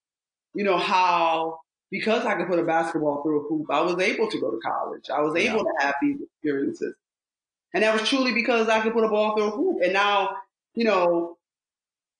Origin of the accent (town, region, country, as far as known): Rochester, New York, United States; born or raised there